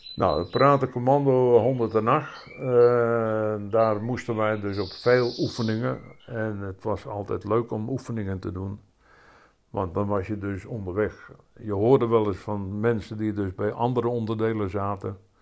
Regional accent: Rhenen, Utrecht, Netherlands; now in Opdam, Netherlands; Ik ben geboren in Renen

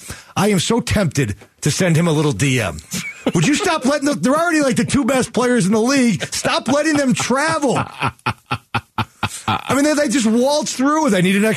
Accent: Chicago, Illinois, United States; I mean, okay, so again, I grew up in Chicago, you grew up here.

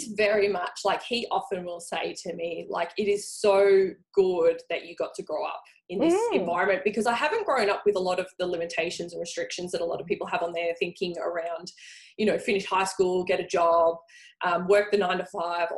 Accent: Frankston, Victoria, Australia; I grew up in Frankston

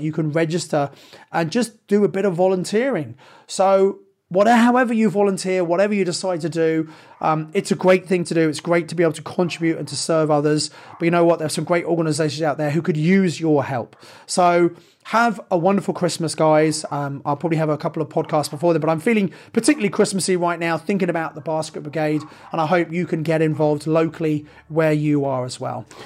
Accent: Sevenoaks, South East England, United Kingdom; I come from Seven Oaks in Kent. It's a bit of a quiet, sleepy commuter town.

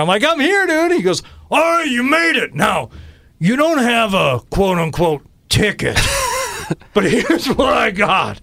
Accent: Detroit, Michigan, United States; now in Boston, United States; growing up in Detroit

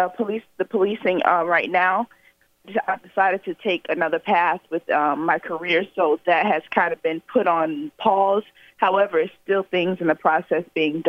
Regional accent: Pompano Beach, Florida, United States; come back to my hometown

